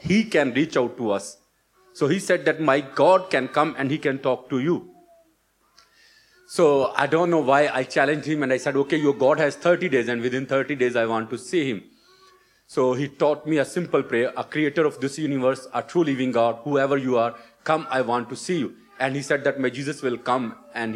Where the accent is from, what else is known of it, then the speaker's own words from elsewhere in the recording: Pakistan; moved away as an adult; also born or lived in Colliers Wood, London; now in United Kingdom; originally I'm from Pakistan.